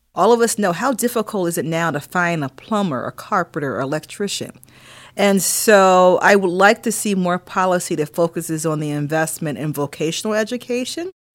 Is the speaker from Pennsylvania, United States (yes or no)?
yes; Philadelphia, Pennsylvania, United States; moved away; also born or lived in Durham, North Carolina / Michigan / Ithaca, New York / Boston, Massachusetts; Growing up in Philadelphia and my mother was a teacher